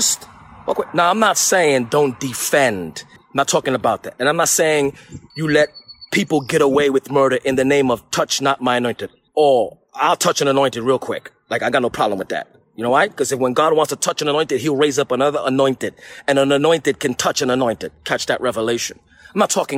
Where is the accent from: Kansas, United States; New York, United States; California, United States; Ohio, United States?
New York, United States; New York City; I'm from New York